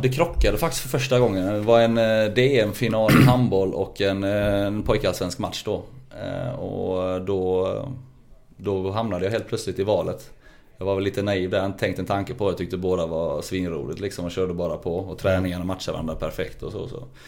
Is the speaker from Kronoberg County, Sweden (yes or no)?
no; Lund, Skåne, Sweden; accent: Rikssvenska; moved away; där växte vi upp eh, på Gunnesbo, mina första 15 år